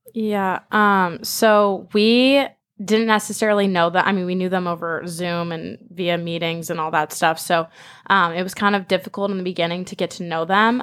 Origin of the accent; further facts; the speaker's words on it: Manhattan Beach, California, United States; moved away; I'm originally from Manhattan Beach